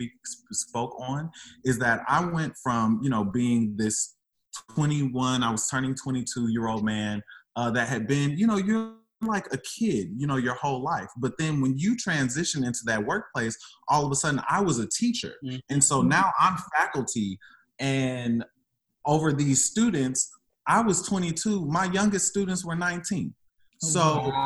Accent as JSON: {"language": "English", "town": "St. Louis", "region": "Missouri", "country": "United States", "moved": "as an adult", "said": "I was coming from St. Louis. So being an emo boy in St. Louis is not a thing."}